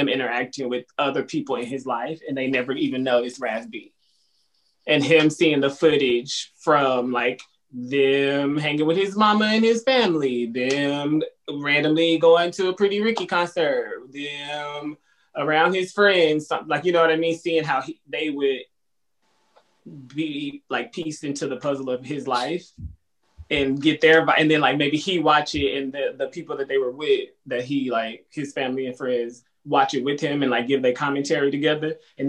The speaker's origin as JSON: {"language": "English", "region": "Texas", "country": "United States", "said": "I'm from Texas."}